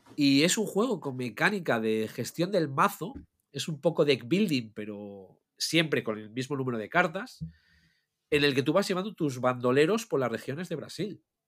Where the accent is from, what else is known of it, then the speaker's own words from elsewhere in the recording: Asturias, Spain; Somos de Asturias